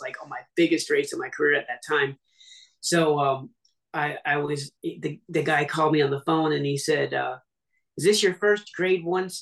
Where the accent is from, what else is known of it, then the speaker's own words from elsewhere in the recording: Seattle, Washington, United States; I'm from Seattle originally